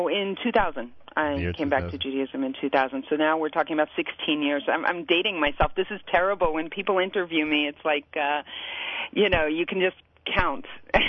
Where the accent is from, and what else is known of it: Miami, Florida, United States; born or raised there; moved away as an adult; also born or lived in New Jersey; now in Kiryat Arba, Israel